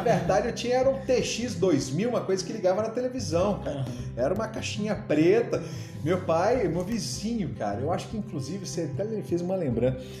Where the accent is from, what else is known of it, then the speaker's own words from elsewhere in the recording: João Monlevade, Minas Gerais, Brazil; also born or lived in Uberaba / Itabira / Governador Valadares; eu saí de Uberaba, fui lá para João Levade, aqui pertinho, cidade da minha mãe e tudo mais. E, e fui estudar na escola estadual